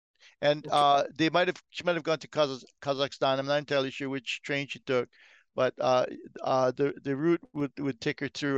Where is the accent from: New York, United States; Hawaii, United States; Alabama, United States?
Hawaii, United States; Hilo; Hilo, my hometown.